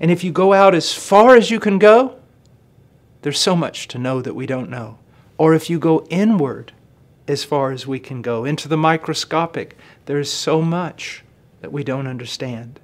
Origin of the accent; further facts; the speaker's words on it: Illinois, United States; I was born in Illinois on a farm